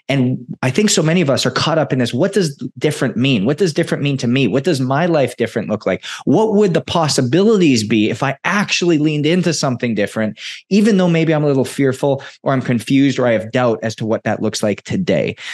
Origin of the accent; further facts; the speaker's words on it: Edmonton, Alberta, Canada; moved away; Edmonton, Alberta, my hometown.